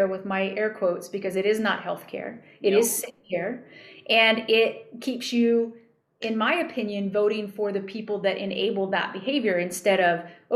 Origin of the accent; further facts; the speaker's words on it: New Mexico, United States; I grew up in New Mexico.